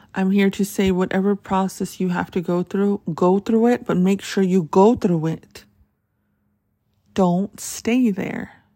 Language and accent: English; Tucson, Arizona, United States; That's my hometown